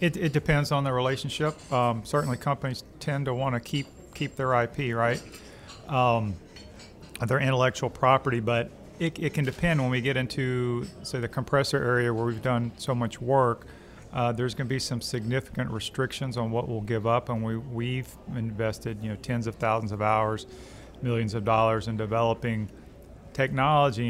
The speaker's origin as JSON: {"language": "English", "town": "Alexandria", "region": "Louisiana", "country": "United States", "also_born_or_lived": "Arkansas / Indiana", "lives_now": "Baton Rouge, United States", "said": "I'm from Louisiana, uh, Alexandria originally"}